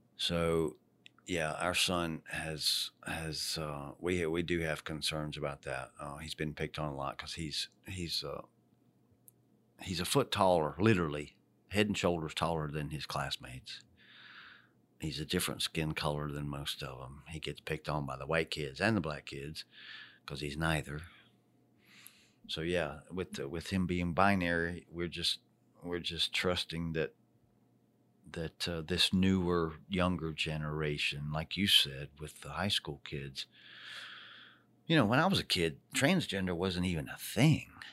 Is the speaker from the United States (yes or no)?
yes; Charlotte, North Carolina, United States; my hometown right here, Charlotte, North Carolina, the Queen City